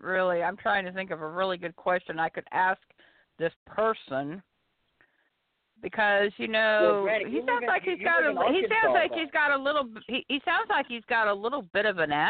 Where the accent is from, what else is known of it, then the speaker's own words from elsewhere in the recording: Kansas, United States; moved away; also born or lived in Arkansas; No, I live in Arkansas right now, but I'm originally from Kansas, and I lived in a little farming community for many years before I moved to Arkansas, so I am not a big city slicker.